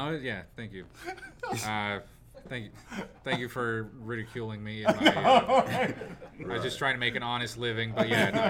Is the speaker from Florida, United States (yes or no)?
no; San Antonio, Texas, United States; I'm from Texas, so that's close enough. It's San Antonio.